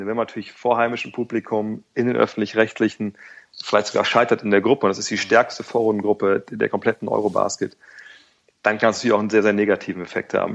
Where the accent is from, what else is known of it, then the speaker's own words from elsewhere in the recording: Wolfsburg, Lower Saxony, Germany; moved away; also born or lived in Cologne; Ich komme aus Wolfsburg